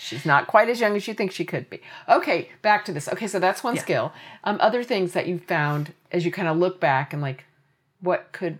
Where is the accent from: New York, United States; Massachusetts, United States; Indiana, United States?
Indiana, United States; Indianapolis; growing up in Indianapolis, Indiana